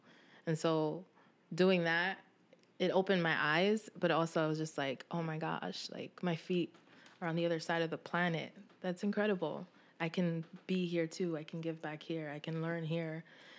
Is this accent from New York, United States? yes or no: yes; Brooklyn, New York, United States; also born or lived in West Harlem, United States; I'm from Bed-Stuy, Brooklyn.